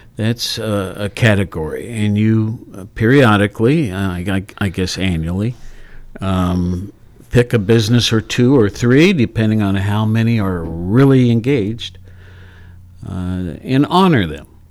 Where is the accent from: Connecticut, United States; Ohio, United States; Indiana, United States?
Ohio, United States; Worthington; also born or lived in Honolulu; now in Athens, United States; I was raised in Worthington.